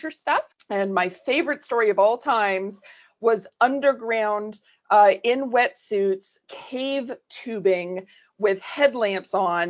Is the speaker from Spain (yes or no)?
no; Canada; moved away; I'm originally Canadian.